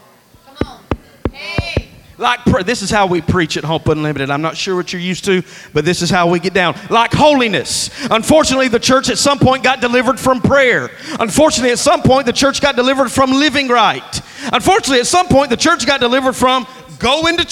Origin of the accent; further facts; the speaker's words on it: Alabama, United States; I'm from Alabama